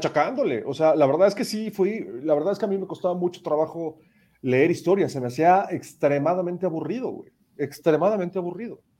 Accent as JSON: {"language": "Spanish", "country": "Mexico", "said": "nosotros mismos como mexicanos"}